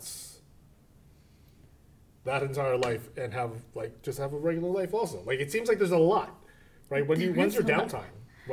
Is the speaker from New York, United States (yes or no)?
yes; Spring Valley, New York, United States; also born or lived in West Paterson, New Jersey; now in Dumont, United States; I live in Dumont, but I'm originally from Rockland County, from Spring Valley.